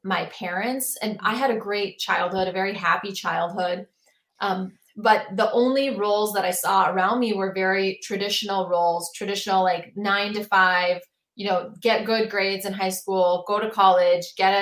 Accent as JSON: {"language": "English", "town": "Minneapolis", "region": "Minnesota", "country": "United States", "said": "I'm from Minneapolis"}